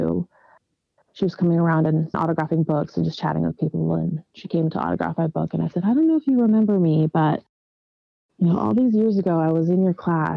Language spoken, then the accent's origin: English; Ridgecrest, California, United States; first language Dutch; English is a second language; also born or lived in Netherlands / San Jose, California / Las Vegas, Nevada; now in San Diego, United States; a little desert town in Southern California called Ridgecrest